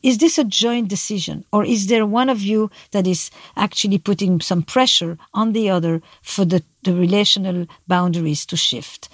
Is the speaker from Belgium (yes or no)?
yes; Belgium; I'm from Belgium